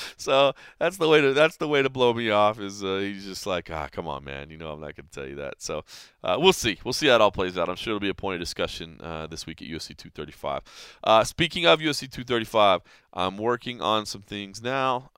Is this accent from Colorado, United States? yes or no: no; Dallas, Texas, United States; in my hometown of Dallas, Texas.